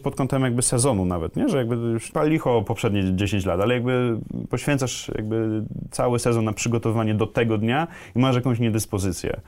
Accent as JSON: {"language": "Polish", "town": "Kraków", "region": "Lesser Poland", "country": "Poland", "said": "ja też jestem z Krakowa"}